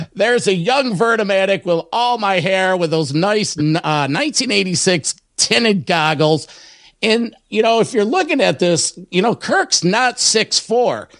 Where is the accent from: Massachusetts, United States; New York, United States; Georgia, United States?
New York, United States; Rochester; my hometown of Rochester, New York.